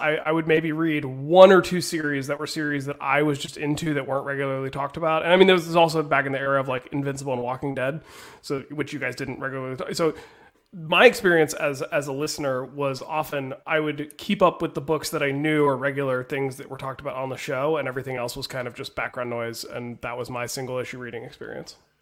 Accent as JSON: {"language": "English", "region": "West Virginia", "country": "United States", "tie": "born or raised there", "said": "growing up in West Virginia"}